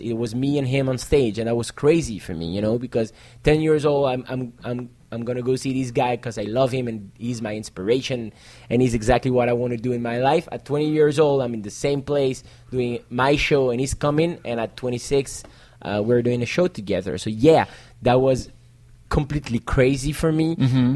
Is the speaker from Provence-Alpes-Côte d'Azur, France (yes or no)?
no; Paris, Île-de-France, France; English is a second language; was born in Paris. Okay. And I'm the next generation. And my parents were born in Paris